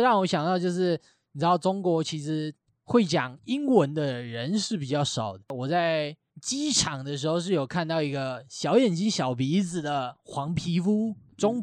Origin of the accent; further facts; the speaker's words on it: Taiwan; 我台湾人